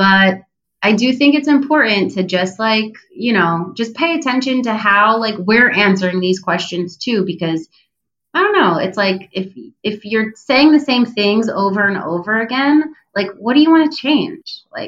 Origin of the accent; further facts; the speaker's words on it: New Jersey, United States; also born or lived in Israel; now in Tel Aviv, Israel; I was born in Israel. I grew up in New Jersey, but I live in Tel Aviv.